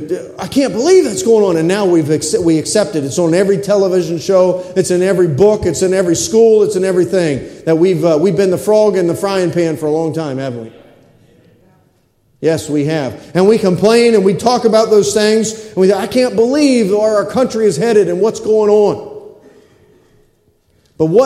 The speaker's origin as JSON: {"language": "English", "country": "United States", "said": "I'm a red-blooded American male."}